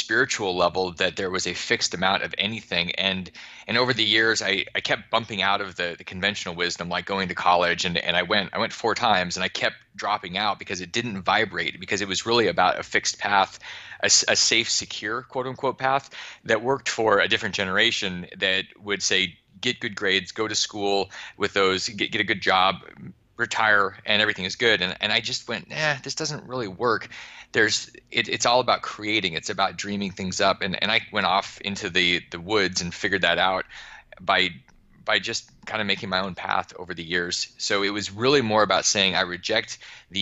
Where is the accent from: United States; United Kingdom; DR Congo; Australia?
United States; just outside of Anchorage, Alaska; I grew up just outside of Anchorage, so it's kind of the civilization part of Alaska